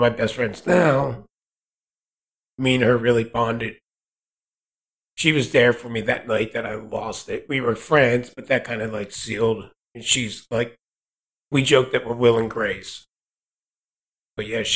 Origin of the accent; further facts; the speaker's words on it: next to Atlantic City, New Jersey, United States; moved away as an adult; I was born and raised in South Jersey, right next to Atlantic City.